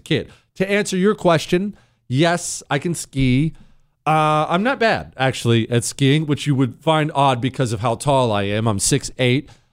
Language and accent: English; Bozeman, Montana, United States; I grew up in Bozeman, Montana. We moved to Montana when I was ten